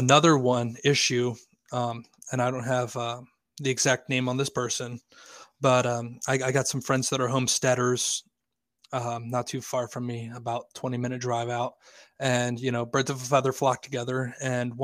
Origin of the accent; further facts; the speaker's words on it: Lancaster, Pennsylvania, United States; now in York, United States; I live in York, Pennsylvania. I'm from Lancaster, Pennsylvania